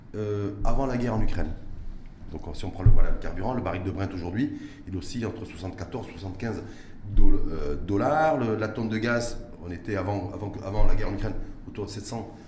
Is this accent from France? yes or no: no; Morocco; chez nous, au Maroc